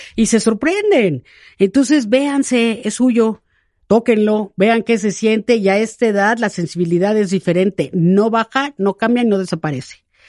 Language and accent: Spanish; Mexico; cómo somos las mexicanas